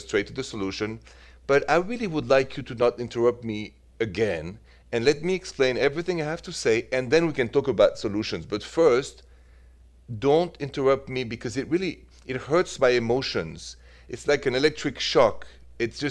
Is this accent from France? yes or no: yes; France; moved away; I'm originally from France